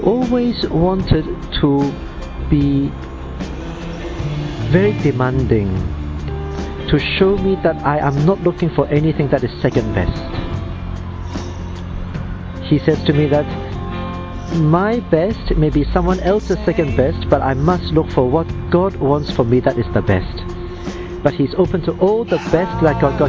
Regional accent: Hong Kong; I am 31 years old and I come from Hong Kong.

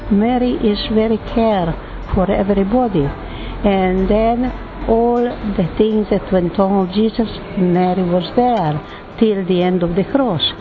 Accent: Italy; From Italy.

